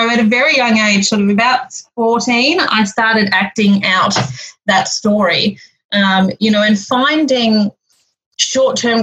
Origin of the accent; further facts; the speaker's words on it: Melbourne, Victoria, Australia; I'm actually from Melbourne, so I grew up in Victoria